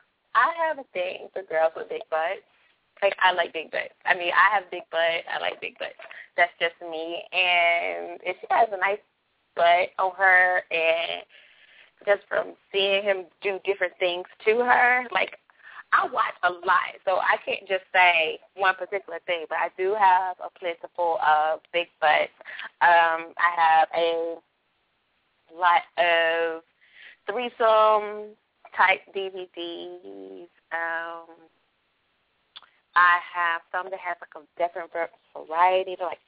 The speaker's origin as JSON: {"language": "English", "region": "North Carolina", "country": "United States", "said": "because I'm from North Carolina."}